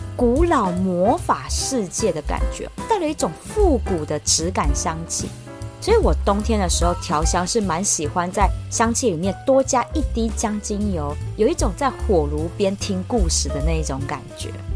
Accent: Taiwan; 我们台湾人

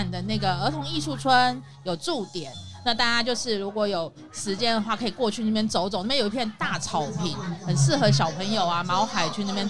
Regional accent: Taipei, Taiwan; now in Taoyuan, Taiwan; 台北，呃，我原本住在大安区。

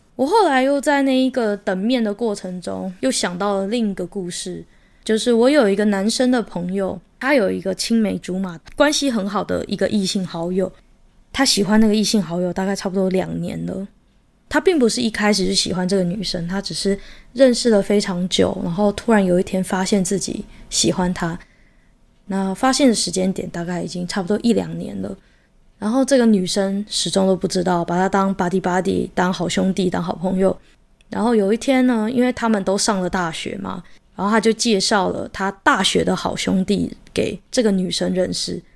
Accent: Taiwan; 虽然我是台湾人，我只能够看到中文版

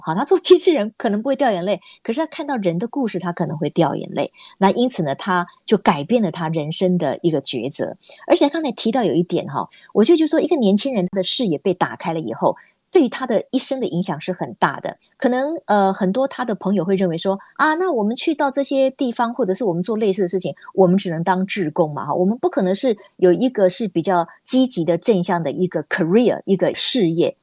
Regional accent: Kaohsiung, Taiwan; 我也是高雄人。然后呢，我们两个都念过高雄女中

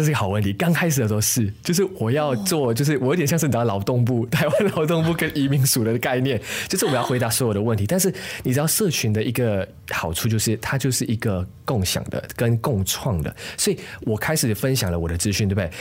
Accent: Malaysia; moved away as an adult; now in Taiwan; 其实我是马来西亚人，当然对我自己来说，我的身份认同就没有问题，我觉得我就是马来西亚人

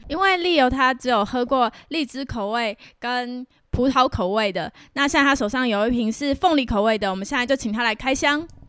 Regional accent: Taiwan; now in Vancouver, Canada; 但我们台湾人都知道

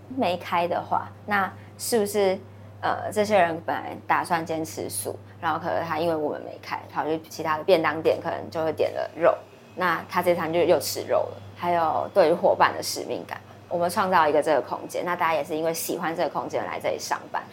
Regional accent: southern Taiwan, Taiwan; 我南部老家的对面是一间，也是屠宰场

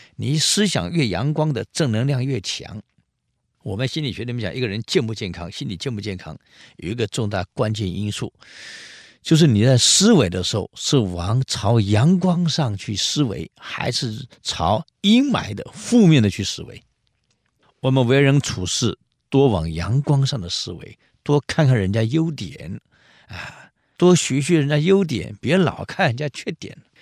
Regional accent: Taiwan; 我们台湾人很少尝试到零下二十度以下那种气候

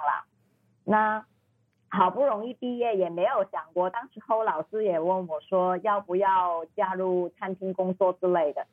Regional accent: Hong Kong; Chinese is a second language; moved away as an adult; also born or lived in Bangkok, Thailand; now in Chiang Mai, Thailand; 我是香港人

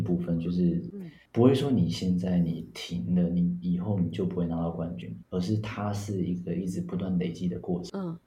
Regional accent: Taipei, Taiwan; also born or lived in Linkou District; 我是在台北出生长大，那我现在的住在林口区这边

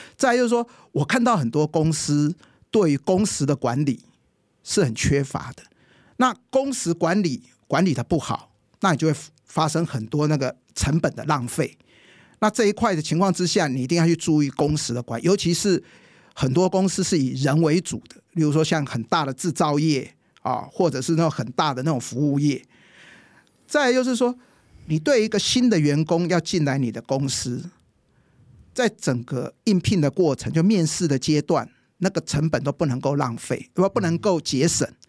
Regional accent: Taiwan; 我们台湾人

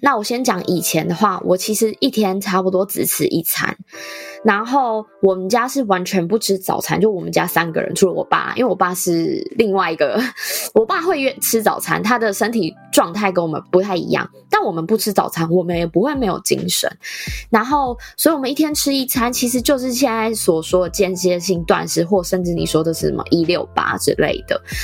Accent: Taichung, Taiwan; 我是台中人

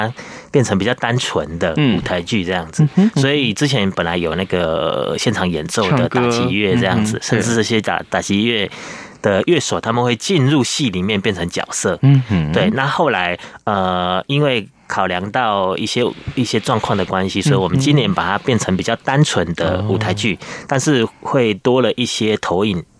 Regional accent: Yilan County, Taiwan; now in Taipei, Taiwan; 因为我住在宜兰嘛，我们的故事就是以我的成长背景来来来做背景，这样，因为我。爸爸也是捕鱼的，我们从小就是在一个，他接近是一个渔村

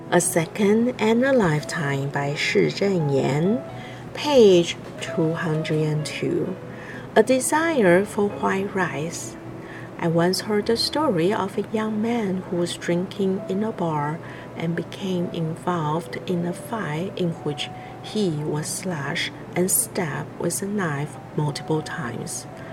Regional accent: Hualien, Hualien County, Taiwan; I'm from Hualien, Taiwan.

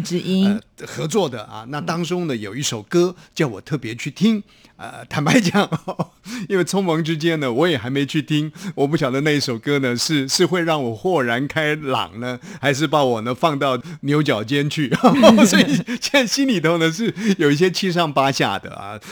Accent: Taiwan

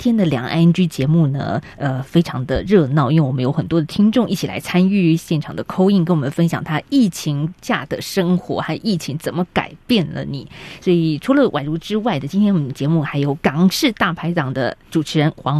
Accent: Taiwan; 在台湾我们倒不用

